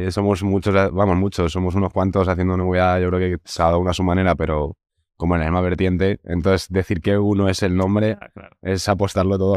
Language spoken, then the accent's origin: Spanish; Segovia, Castile and León, Spain; Somos de Segovia y al final nos conocemos mm. todos de toda la vida allí